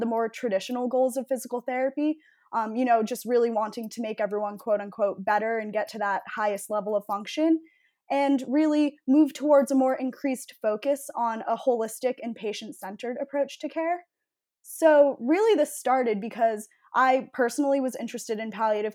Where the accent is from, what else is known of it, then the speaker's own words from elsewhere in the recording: Needham, Massachusetts, United States; I'm from Needham, Massachusetts